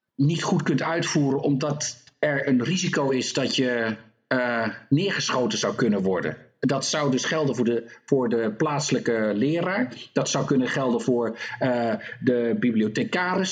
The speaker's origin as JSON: {"language": "Dutch", "country": "Netherlands", "also_born_or_lived": "North Carolina", "moved": "yes", "lives_now": "United States", "said": "Ik ben ook Nederlander"}